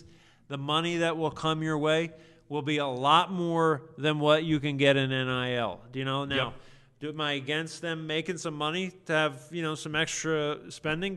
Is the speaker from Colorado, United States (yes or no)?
no; New Jersey, United States; growing up in New Jersey